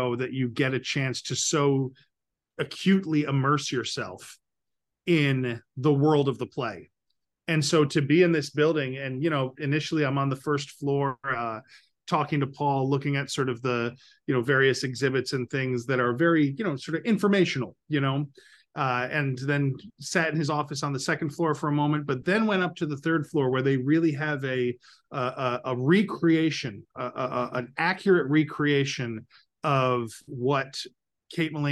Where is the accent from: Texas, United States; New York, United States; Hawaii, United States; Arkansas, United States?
New York, United States; Capital Region; I've lived in the Capital Region my entire life